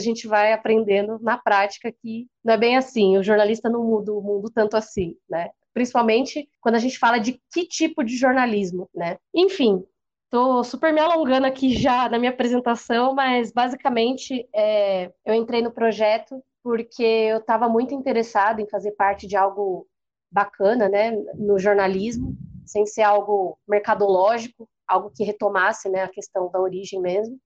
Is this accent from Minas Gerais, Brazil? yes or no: no; Santo André, São Paulo, Brazil; also born or lived in São Bernardo do Campo; eu morei muito tempo em São Bernardo, sou de Santo André